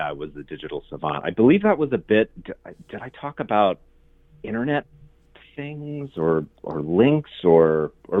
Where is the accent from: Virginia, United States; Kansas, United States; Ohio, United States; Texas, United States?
Ohio, United States; Englewood; I grew up in Englewood, north of Dayton